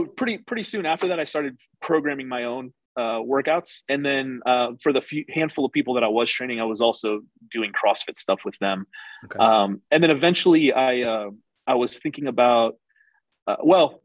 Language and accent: English; St. Louis, Missouri, United States; moved away as an adult; also born or lived in Columbus / Reno; now in Wichita Falls, United States; I lived and grew up in St. Louis.